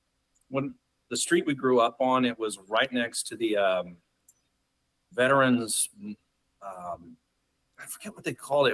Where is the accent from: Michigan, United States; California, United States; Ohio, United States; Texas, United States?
California, United States; Chico; I was born and raised in Chico, California. It's this little town in Northern California.